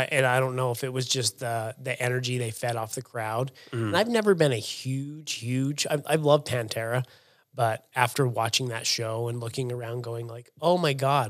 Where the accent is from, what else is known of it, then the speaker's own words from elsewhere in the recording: England, United Kingdom; at the end of the day, I could qualify as a Lord. I'm that English.